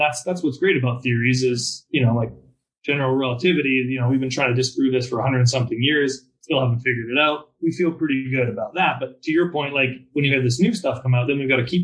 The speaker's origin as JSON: {"language": "English", "country": "Canada", "second_language": "English", "moved": "as an adult", "lives_now": "United States", "said": "I'm Canadian. I've lived down here and worked down here in America now for 6 or 7 years"}